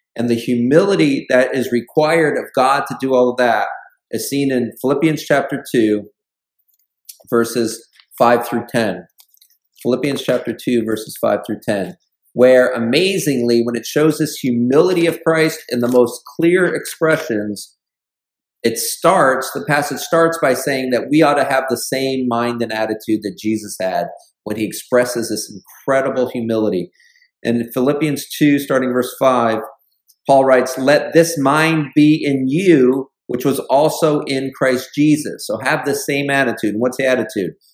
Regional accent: Buffalo, New York, United States; moved away; when I go back home up into the Buffalo area

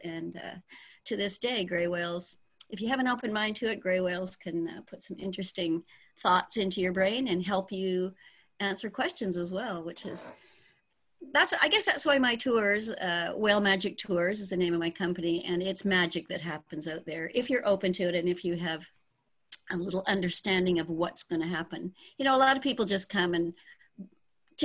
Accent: Ontario, Canada; moved away as an adult; also born or lived in British Columbia, Canada / Guerrero Negro, Mexico; now in Bahia Asuncion, Mexico; I was born in Ontario

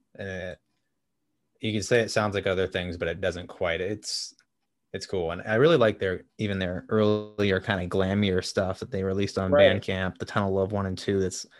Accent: Boston, Massachusetts, United States; growing up around Boston, like driving far to things is like, ugh, like how far are you going to cross a river?

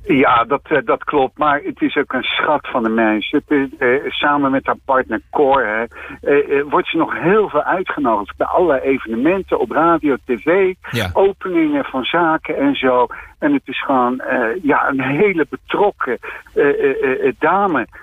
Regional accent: Delft, South Holland, Netherlands; also born or lived in The Hague; ik kom ook uit Den Haag. ik ben er niet geboren, ik ben in delft geboren. Maar ja, ik heb wel een aantal jaar in Den Haag gewoond

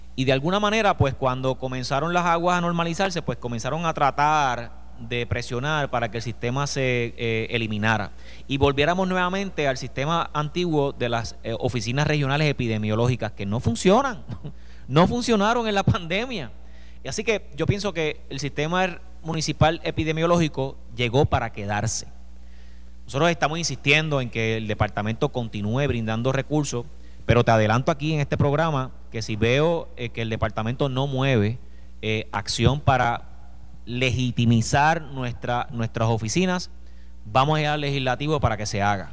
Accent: Villalba, Puerto Rico

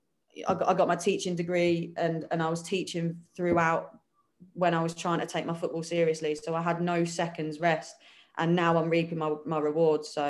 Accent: Peterborough, East of England, United Kingdom; moved away as an adult; I've always lived in Peterborough

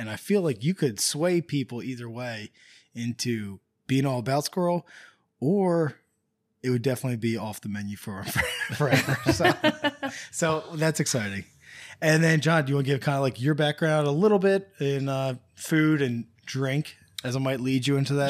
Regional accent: Northern United States, United States; I was tempted to say Appalachia or Appalachian because I'm a Northerner Yankee.

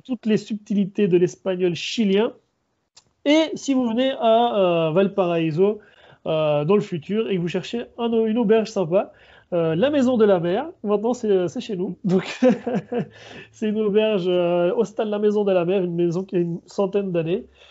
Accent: Switzerland; now in Chile; je suis d'origine chilienne, mais je, suis né, j'ai grandi en Suisse.

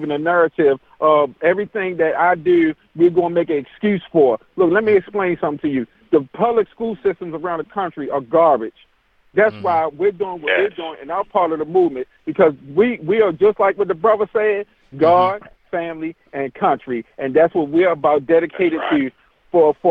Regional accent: New York City, New York, United States; I came from the hood. We grew up in Hamel with a housing project in Queens, New York

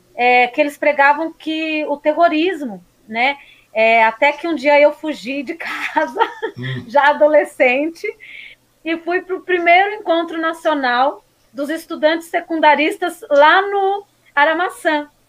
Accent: São Paulo, Brazil; also born or lived in Suzano; now in Poá, Brazil; nascida e criada na Zona Leste, em Guaianazes

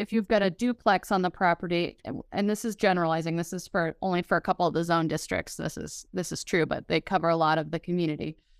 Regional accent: Denver, Colorado, United States; moved away as an adult; now in Fort Collins, United States; I'm from the Denver area originally

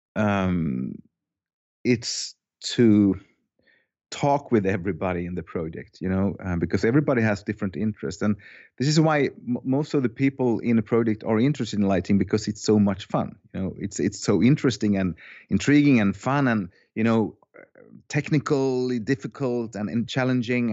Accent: Finland; now in Sweden; I was born in Finland. Uh, I have a Finnish soul and heart, but I have a Swedish passport. I moved to Sweden.

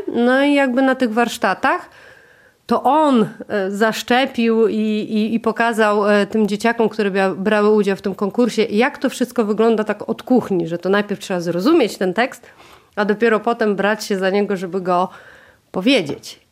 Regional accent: Warmian-Masurian Voivodeship, Poland; moved away as an adult; now in Warmia, Poland; jesteśmy z mężem z Mazur

